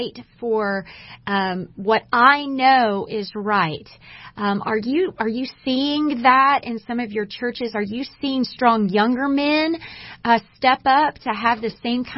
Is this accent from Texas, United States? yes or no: yes; Texas, United States; I am a native Texan